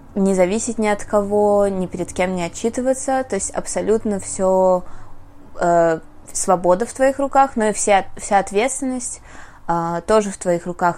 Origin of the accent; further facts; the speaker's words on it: Russia; first language Russian; moved away; also born or lived in Armenia / United States; в нашем российском, мне кажется, мышлении